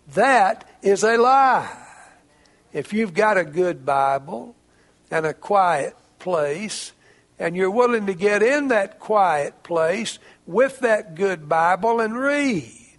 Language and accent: English; Jasper County, Mississippi, United States; also born or lived in Arkansas; I grew up in Jasper County, Mississippi. I grew up out in the country.